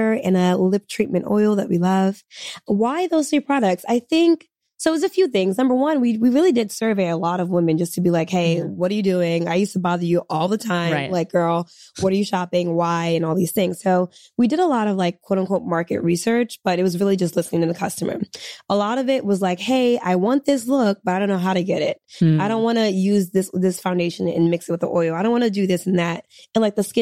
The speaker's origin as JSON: {"language": "English", "country": "Senegal", "said": "I'm from Senegal too"}